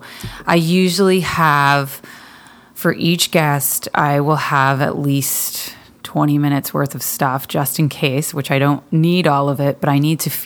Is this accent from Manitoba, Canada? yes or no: no; Petawawa, Ontario, Canada; I was born in Petawawa